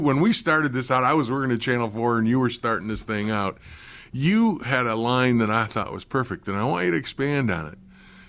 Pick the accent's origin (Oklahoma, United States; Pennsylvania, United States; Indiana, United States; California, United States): Oklahoma, United States; Oklahoma City; I had the same thing when I was growing up in Oklahoma City.